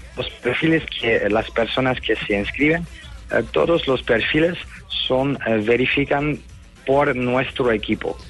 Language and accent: Spanish; Netherlands; now in Spain; Jess, y yo somos de Holanda